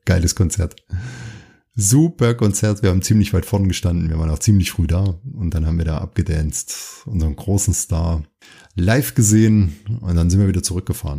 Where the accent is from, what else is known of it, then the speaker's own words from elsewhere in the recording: Thuringia, Germany; ich bin ja in Thüringen aufgewachsen